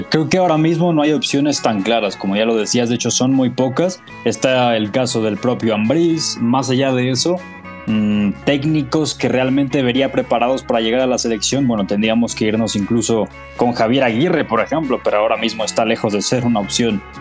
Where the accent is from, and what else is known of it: Mexico